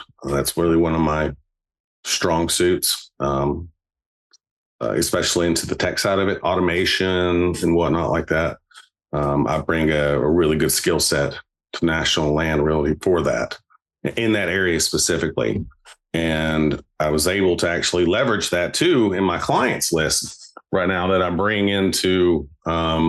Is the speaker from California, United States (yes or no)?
no; Lynchburg, Tennessee, United States; I went back home to my hometown in Lynchburg